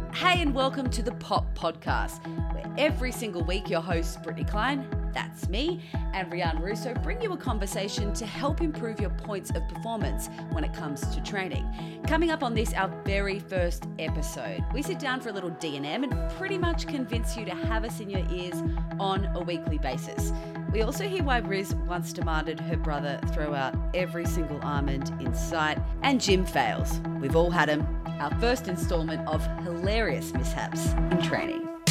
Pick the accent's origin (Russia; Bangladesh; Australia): Australia; now in California, United States; being Australian in America is great